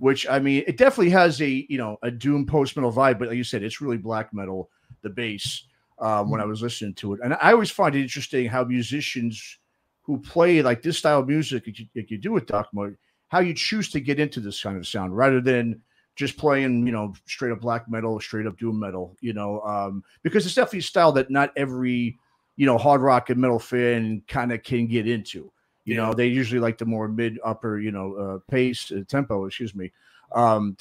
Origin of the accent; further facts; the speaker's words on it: East Coast, United States; now in Bay Area, United States; growing up on the East Coast